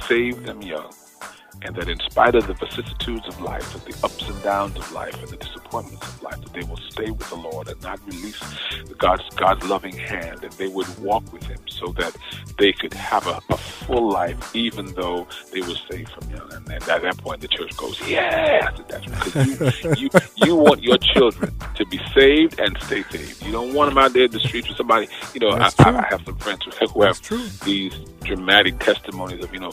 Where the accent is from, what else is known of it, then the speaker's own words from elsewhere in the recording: New York City, New York, United States; also born or lived in Bed-Stuy, Brooklyn / Queens; I was in Beverly Road in East Flatbush. That's where I did most of my growing up